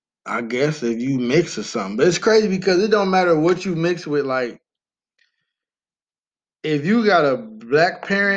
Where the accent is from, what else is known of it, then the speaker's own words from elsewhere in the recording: United States; Which I am not an African-American because I've never been to Africa. I was born in America. I'm an American.